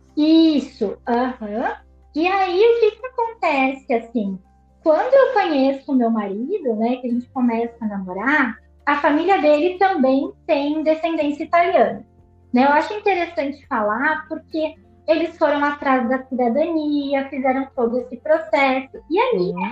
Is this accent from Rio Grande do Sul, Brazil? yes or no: yes; Caxias do Sul, Rio Grande do Sul, Brazil; moved away as an adult; now in Ireland; E lá no Brasil eu sou do sul, sou de Caxias do Sul, uma cidade considerada até do interior